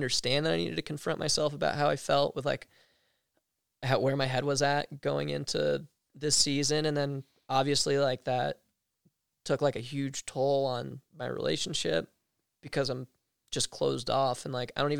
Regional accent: East Coast, United States; growing up on the East Coast

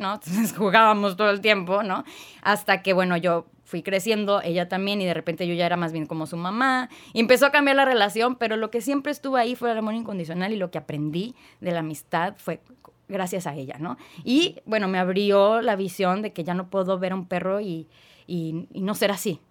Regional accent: Tijuana, Baja California, Mexico; also born or lived in Guadalajara, Jalisco; yo nací en Guadalajara, Jalisco. Y a los siete años de vida, pues ya nos venimos a vivir toda la familia a Tijuana

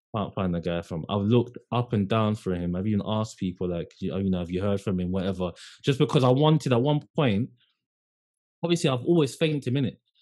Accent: London, United Kingdom; I was from London.

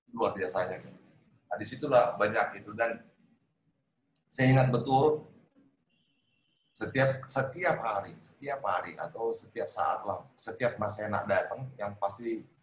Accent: Sulawesi, Indonesia; moved away; ke Sulawesi hmm. ke kampung saya

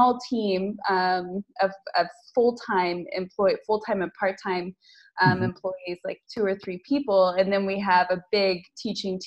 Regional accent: United States; moved away as an adult; now in Lisbon, Portugal; I'm American, living in Lisbon for the last 7 years

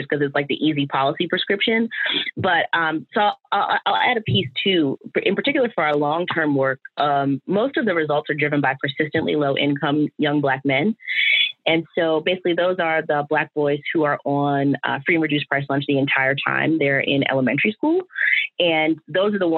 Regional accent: Washington, District of Columbia, United States; also born or lived in Durham, North Carolina; I'm born and raised in Washington, DC

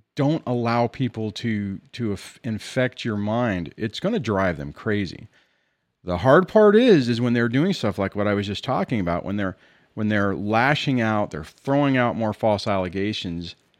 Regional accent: Southern California, United States; I'm from California, in Southern California.

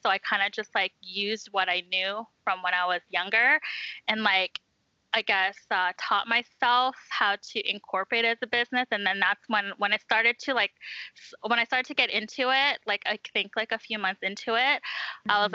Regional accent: Vancouver, British Columbia, Canada; moved away as an adult; now in Edmonton, Canada; I'm originally from Vancouver

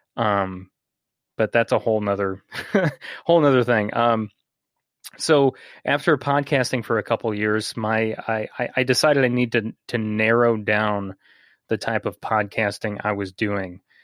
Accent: Bourbonnais, Illinois, United States; a morning radio host in my hometown

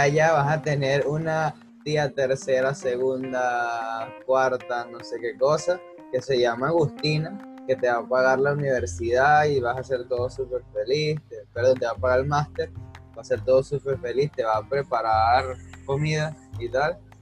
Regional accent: Venezuela; siendo eh, venezolano, estando en Venezuela

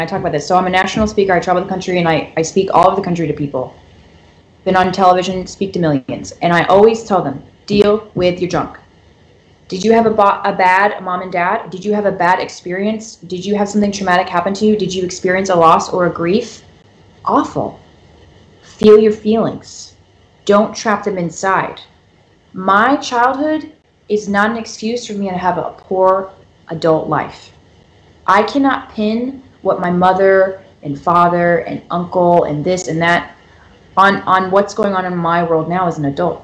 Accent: Florida, United States; moved away; also born or lived in California; I'm from Florida

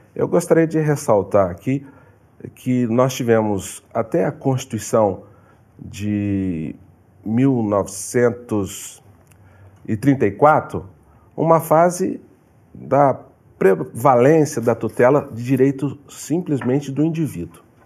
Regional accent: São Paulo, Brazil; moved away; also born or lived in Minas Gerais; Sou de São Paulo, tive uma vida muito difícil, família humilde, família pobre

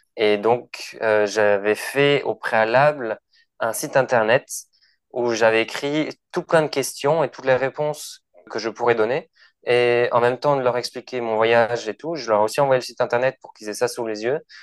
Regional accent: Toulouse, Occitania, France; moved away as an adult; also born or lived in Lima, Peru; je suis de Toulouse à la base

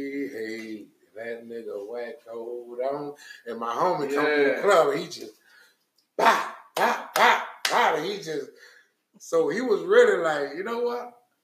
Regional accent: New Orleans, Louisiana, United States; I'm from the Magnolia.

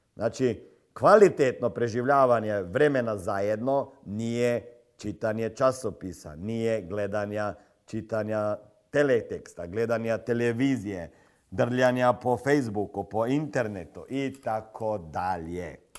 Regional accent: Slovenia; kod nas u Sloveniji

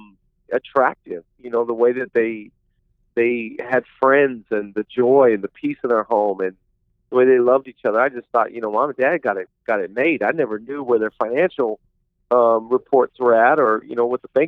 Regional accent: Seattle, Washington, United States; I'm originally from the Pacific Northwest. I grew up in the Seattle area

